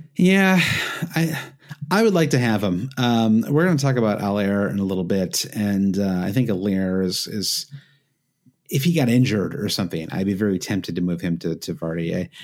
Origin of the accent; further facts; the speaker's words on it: Midwest, United States; an expression I grew up with in the Midwest